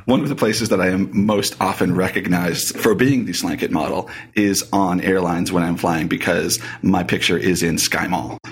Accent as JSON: {"language": "English", "town": "Boston", "region": "Massachusetts", "country": "United States", "tie": "born or raised there", "moved": "yes", "lives_now": "Colorado, United States", "said": "Raised in Boston"}